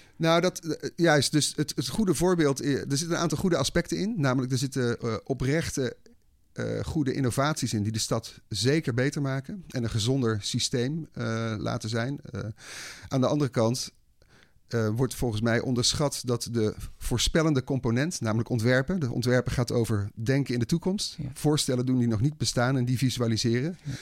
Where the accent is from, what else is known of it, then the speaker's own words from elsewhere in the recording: Breda, North Brabant, Netherlands; In Breda. Ik ben opgegroeid in Breda